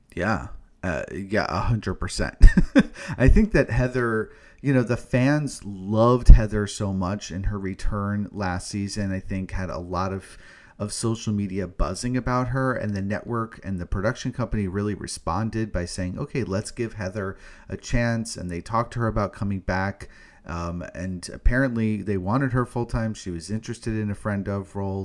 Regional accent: New York City, New York, United States; being a New Yorker myself

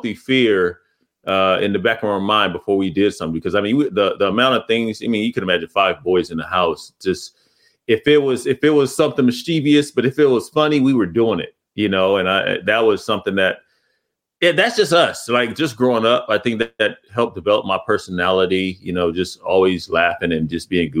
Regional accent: Pomona, California, United States; I grew up in Pomona, California

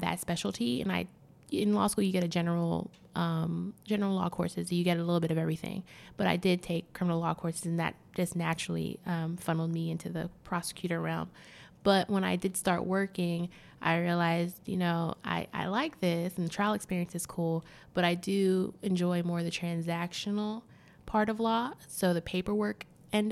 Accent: Miami, Florida, United States; moved away as an adult; now in Washington, D.C., United States; I was from Miami, that's my hometown

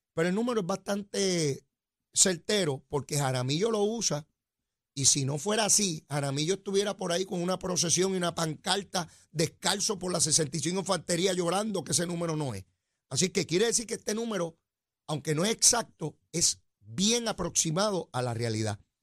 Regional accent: San Juan, Puerto Rico; yo soy criado a mano ahí en Capetillo, y Río Piedra

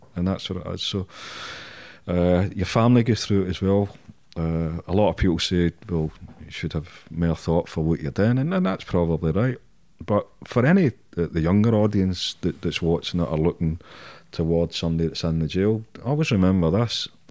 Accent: Glasgow, Scotland, United Kingdom; I'm Scottish, I'm Glaswegian

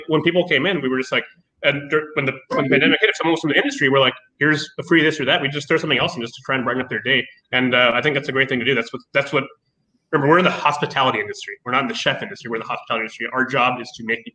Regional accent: Columbus, Ohio, United States; I grew up in Columbus.

